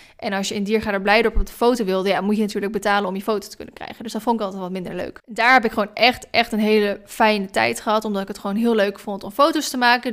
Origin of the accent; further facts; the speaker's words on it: Maassluis, South Holland, Netherlands; moved away as an adult; also born or lived in Vlaardingen / Dronten; now in Ede, Netherlands; Ik ben geboren officieel in Vlaardingen. Ik heb 19 jaar van mijn leven in sluis gewoond. Dat is een stadje eh, tussen Hoek van Holland en Rotterdam in.